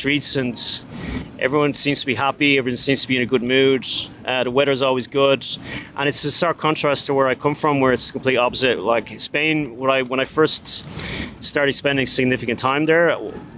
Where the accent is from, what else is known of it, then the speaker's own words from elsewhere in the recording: Dublin, Leinster, Ireland; I'm from Dublin, Ireland, and I build sales funnels